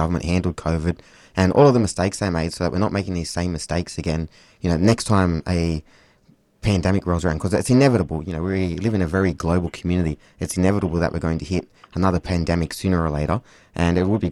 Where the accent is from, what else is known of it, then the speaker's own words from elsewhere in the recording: south coast of New South Wales, Australia; I'm from the Wani-Wandian people of the UN Nation, which is up on the south coast of what is now known as New South Wales